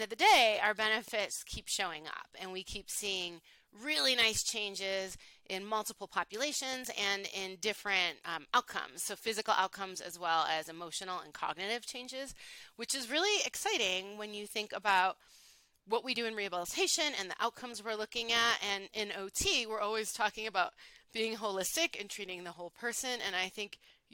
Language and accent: English; Buffalo, New York, United States; moved away as an adult; also born or lived in Honolulu, Hawaii; I am from Buffalo, New York originally